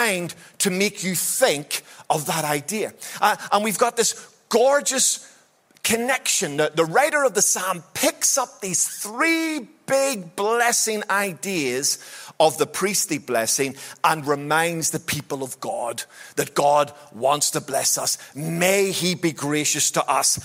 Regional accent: Belfast, Northern Ireland, United Kingdom; wee boy growing up in Belfast

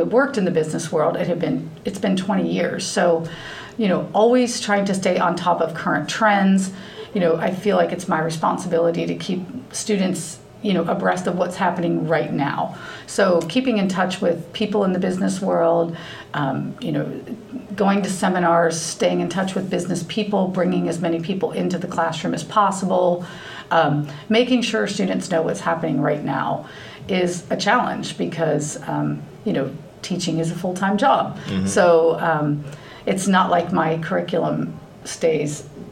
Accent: Loveland, Ohio, United States; I grew up in Loveland. I graduated from Loveland High School

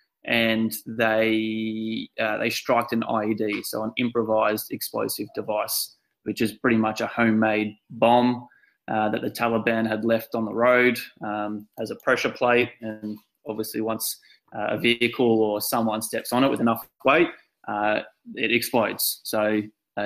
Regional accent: Victoria, Australia; I've always been pretty proud of being an Aussie

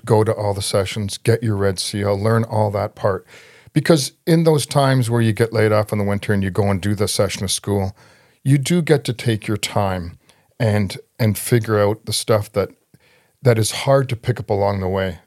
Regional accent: Toronto, Ontario, Canada; I was raised in Scarborough

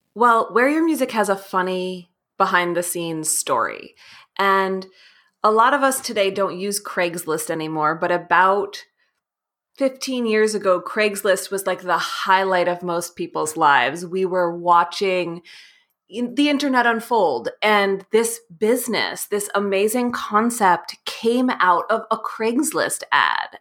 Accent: New York City, New York, United States; I grew up in New York City

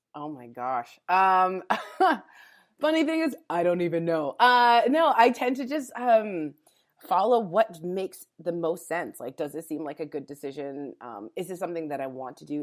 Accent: Calgary, Alberta, Canada; moved away as an adult; also born or lived in California; I was born and raised in Calgary, Alberta

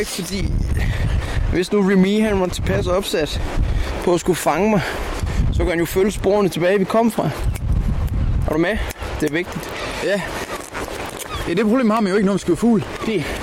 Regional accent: just north of the Limfjord, near Aalborg, North Denmark Region, Denmark; Jeg er lige nord for fjorden, jo.

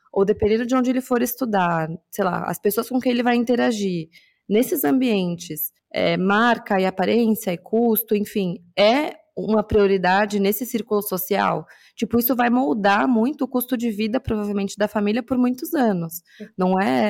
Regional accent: São Paulo, Brazil; eu cresci na Zona Norte de São Paulo

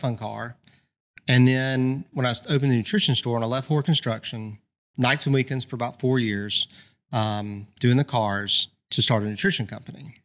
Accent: Birmingham, Alabama, United States; born and raised in Birmingham.

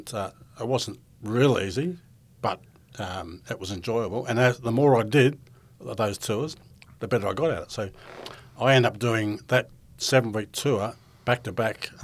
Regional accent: Broken Hill, New South Wales, Australia; moved away as an adult; also born or lived in London; growing up in Broken Hill was flies, prickles and heat, and I always loved the idea of green fields and grass and something we didn't have a lot of.

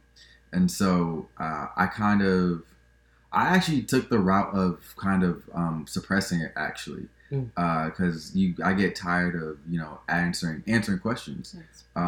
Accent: New York City, New York, United States; moved away as an adult; now in Georgia, United States; I grew up in Brooklyn

